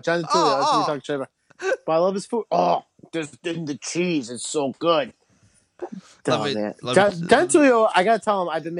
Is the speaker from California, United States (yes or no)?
no; Brockport, New York, United States; we're from Brockport.